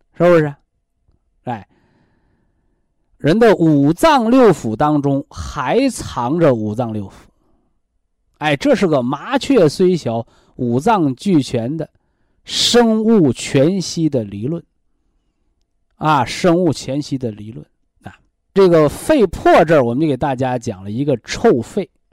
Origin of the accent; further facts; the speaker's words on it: China; 我们中国人